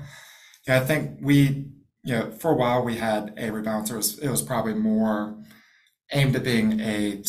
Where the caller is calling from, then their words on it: Jacksonville, Florida, United States; Jacksonville, Florida. So it's technically winter here